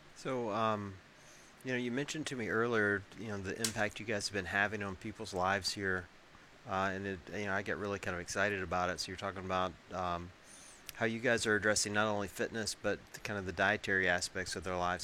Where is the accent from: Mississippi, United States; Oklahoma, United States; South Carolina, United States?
Mississippi, United States; Tupelo; moved away; this is my hometown. Uh, grew up, born and raised in Tupelo, Mississippi.